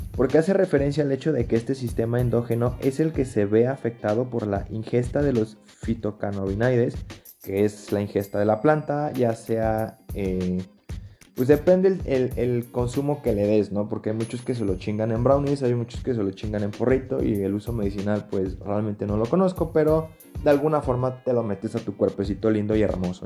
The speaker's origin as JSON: {"language": "Spanish", "country": "Mexico", "said": "como mexicanos"}